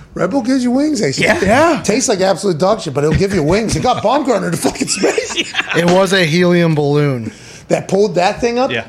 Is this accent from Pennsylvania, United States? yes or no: yes; Pittsburgh, Pennsylvania, United States; I was from Pittsburgh